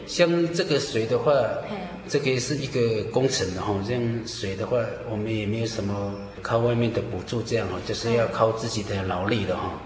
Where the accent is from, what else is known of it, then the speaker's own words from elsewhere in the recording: Lushan tribe, Nantou County, Taiwan; 我来自 呃，庐山部落， 呃，属于庐山教会的信徒